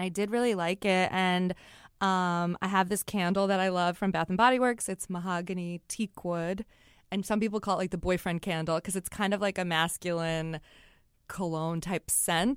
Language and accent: English; New York City, New York, United States; I'm not speaking to anyone 'cause I'm a New Yorker